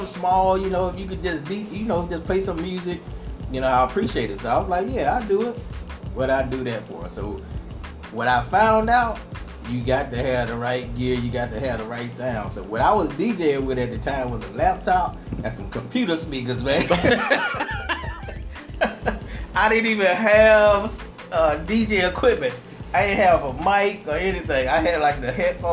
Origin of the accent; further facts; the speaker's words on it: Georgia, United States; I'm from Georgia, so you might hear a little accent